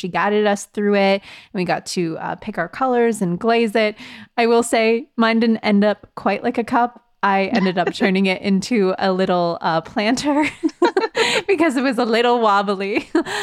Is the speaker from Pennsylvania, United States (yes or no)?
yes; Robinson, Pennsylvania, United States; the drive-in in my hometown out in Robinson